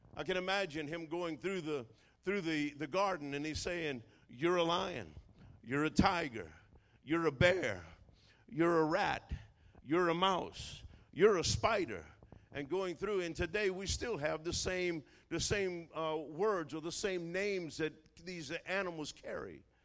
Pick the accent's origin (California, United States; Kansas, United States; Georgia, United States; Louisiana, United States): Louisiana, United States; New Orleans; I'm from New Orleans